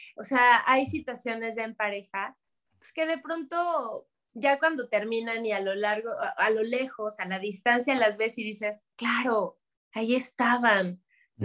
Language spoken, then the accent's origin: Spanish; Mexico City, Mexico; nosotros, mi hermano y yo, crecimos en Ciudad de México